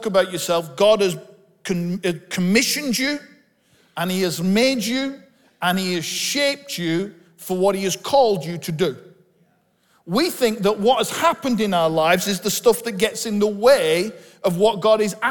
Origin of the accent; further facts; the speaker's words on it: Bolton, North West England, United Kingdom; I'm from Bolton. I was born just up the road in the hospital in Bolton that my dad was born in.